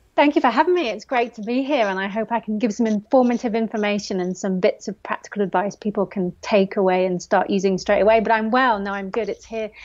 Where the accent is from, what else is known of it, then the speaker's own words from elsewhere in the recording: Forest of Dean, South West England, United Kingdom; I grew up in the Forest of Dean, so had trails on the back door